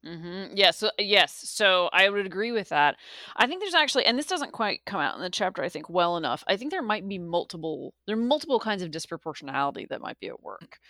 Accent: the South, United States; I grew up in the South, and I grew up in a place where the Confederate flag was prominently displayed.

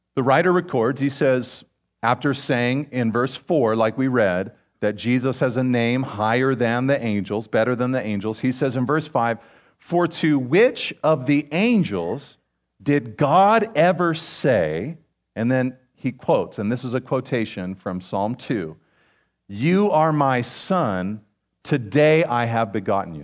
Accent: Pacific Grove, California, United States; I grew up in Pacific Grove

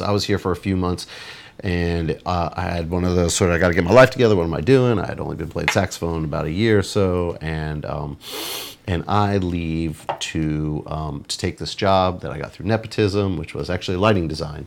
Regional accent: Los Angeles, California, United States; moved away as an adult; also born or lived in Santa Cruz, California; now in New Orleans, United States; I'm from Los Angeles, and I moved to Santa Cruz, California

